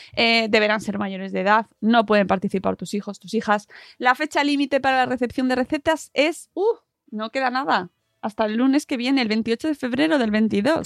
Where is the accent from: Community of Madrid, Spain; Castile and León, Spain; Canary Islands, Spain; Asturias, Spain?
Community of Madrid, Spain; Yo soy de Madrid y de Madrid además de pueblo, básicamente pueblo de Madrid